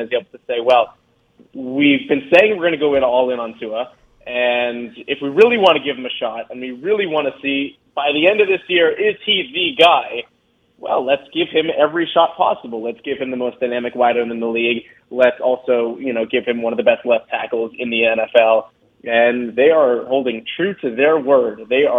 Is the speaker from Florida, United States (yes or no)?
yes; South Florida, United States; someone who's been born and raised in South Florida